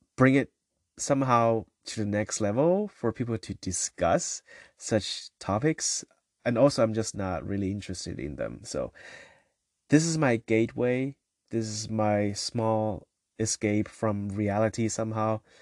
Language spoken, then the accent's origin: English; China; So I come from China, and, uh, so growing up